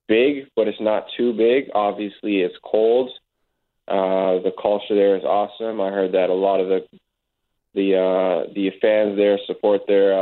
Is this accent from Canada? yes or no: yes; Ajax, Ontario, Canada; moved away as an adult; also born or lived in Syracuse, New York / Toronto / Charleston; now in Winnipeg, Canada; I grew up playing in Ajax. I played with a club in Ajax, Ontario. Played there up until college